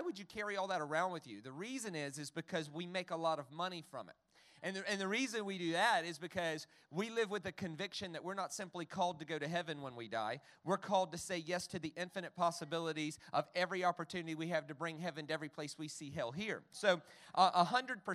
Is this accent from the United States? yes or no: yes; the South, United States; I grew up in the South. In America